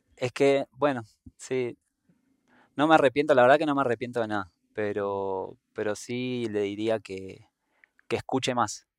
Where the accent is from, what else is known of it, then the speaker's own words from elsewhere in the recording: Buenos Aires, Argentina; moved away as an adult; also born or lived in Patagonia / Antigua Guatemala; now in Guatemala; viviendo en Guate, que vi muchos contrastes desde donde yo soy, de Buenos Aires, Argentina